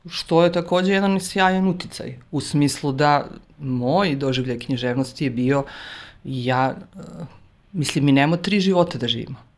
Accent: Užice, Zlatibor District, Serbia; mi smo iz Užica

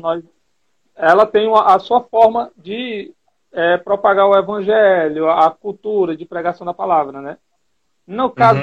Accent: Teresina, Piauí, Brazil; moved away as an adult; now in Juazeiro do Norte, Brazil; eu sou natural de Teresina, mas ultimamente eu estou residindo em Juazeiro do Norte, Ceará

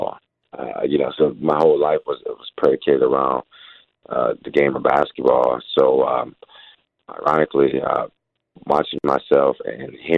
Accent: Detroit, Michigan, United States; I'm from Detroit language

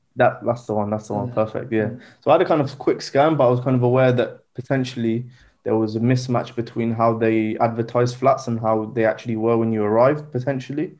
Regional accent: Southampton, South East England, United Kingdom; also born or lived in Egypt / London; I was born and raised in the UK, um, in Southampton.

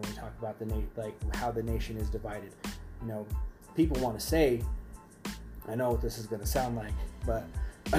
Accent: Arvada, Colorado, United States; I grew up in Arvada.

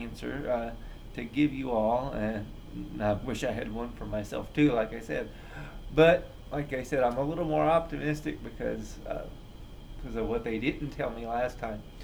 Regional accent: Indiana, United States; I grew up in Indiana

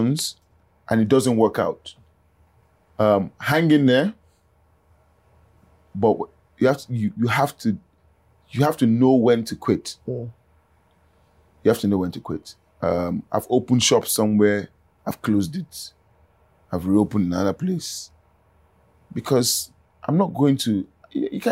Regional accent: Ondo, Nigeria; I'm from Ondo, right? I do a lot of things in Ondo that impact people

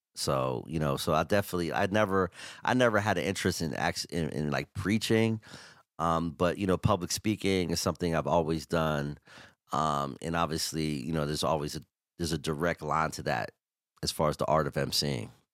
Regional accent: Pittsburgh, Pennsylvania, United States; me being from the north side

